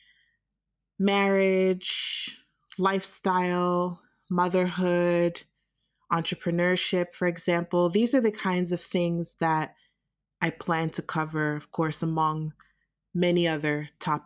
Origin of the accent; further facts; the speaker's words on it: United States; moved away as an adult; also born or lived in New York City; now in Germany; I am a Nigerian American born and raised in the United States